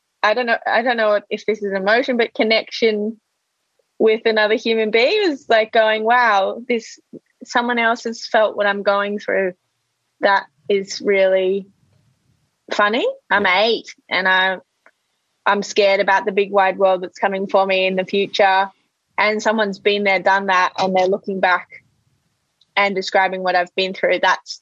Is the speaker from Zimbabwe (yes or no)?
no; Sydney, New South Wales, Australia; also born or lived in Melbourne / London; Well, I was born in Sydney. I started school in Melbourne. And then I went to London. I lived in London until I was 13, 14, came back to Sydney and then finished schoo